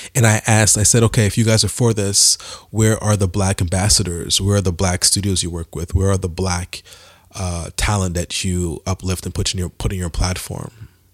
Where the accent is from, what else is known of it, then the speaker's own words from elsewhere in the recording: Montreal, Quebec, Canada; I'm from Montreal, Canada